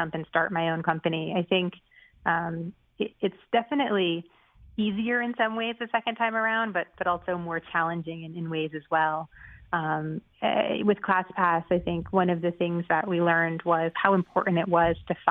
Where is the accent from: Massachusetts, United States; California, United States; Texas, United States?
Massachusetts, United States; Boston; I'm from the Boston area originally